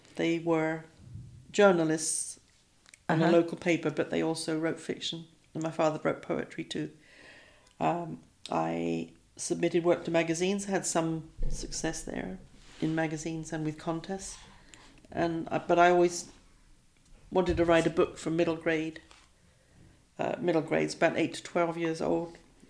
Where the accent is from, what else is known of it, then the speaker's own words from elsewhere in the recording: Isle of Wight, South East England, United Kingdom; accent: English; also born or lived in London / Texas / Iran; now in Chautauqua, Kansas, United States; I was born in London. I grew up on the Isle of Wight, which is an island off of the south coast of England.